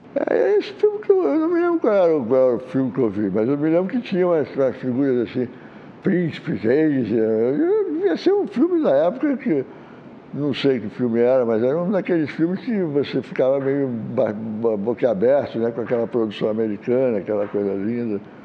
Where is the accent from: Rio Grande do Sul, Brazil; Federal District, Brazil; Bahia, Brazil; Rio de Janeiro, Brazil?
Rio de Janeiro, Brazil; also born or lived in Maceió, Alagoas; eu sou de Maceió, né? Eu vim para o Rio de Janeiro